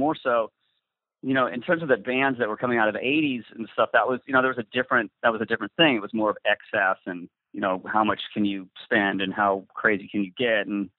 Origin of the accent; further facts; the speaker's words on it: the Northwest, Pacific Northwest, United States; growing up in the Northwest